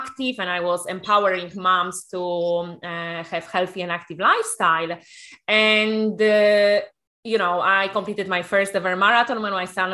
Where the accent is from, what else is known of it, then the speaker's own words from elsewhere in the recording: Poland; also born or lived in Ireland / United Kingdom; now in Spain; I'm originally from Poland, used to live in different countries in Ireland, in UK, and then moved to Spain.